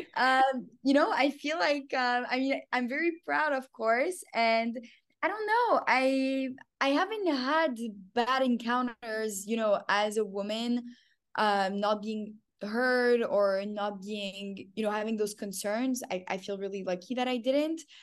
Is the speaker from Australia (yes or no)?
no; Canada; moved away as an adult; also born or lived in Paris, France / Tel Aviv, Israel / New York, United States; I was born in Paris. I grew up in Canada.